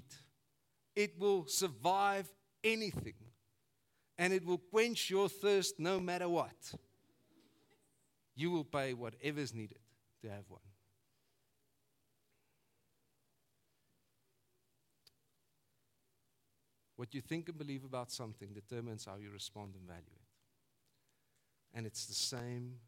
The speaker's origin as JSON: {"language": "English", "country": "South Africa", "tie": "born or raised there", "said": "I grew up in Funabel Park"}